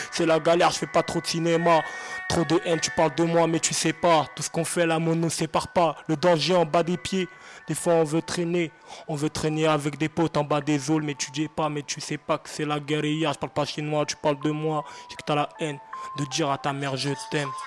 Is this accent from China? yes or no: no; Seine-Saint-Denis, Île-de-France, France; je viens du 93, j'habite à Drancy